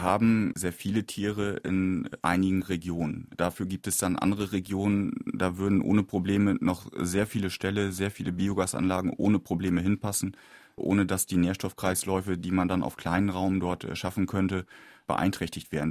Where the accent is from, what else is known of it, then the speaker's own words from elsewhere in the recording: Lower Saxony, Germany; innerhalb Niedersachsens, wo ich herkomme